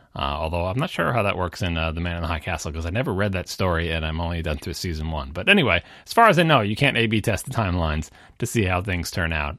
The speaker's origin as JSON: {"language": "English", "area": "Long Island", "region": "New York", "country": "United States", "tie": "born or raised there", "said": "I'm from the New York metro area. I grew up on Long Island."}